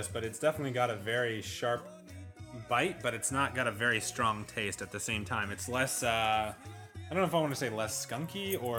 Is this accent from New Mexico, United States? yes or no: no; Vacaville, California, United States; growing up in Vacaville, going out behind the schoolyard, Markham Elementary